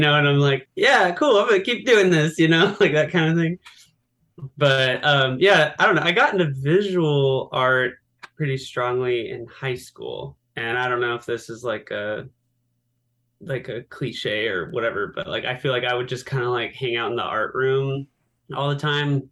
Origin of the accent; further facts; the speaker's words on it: San Diego, California, United States; I'm from San Diego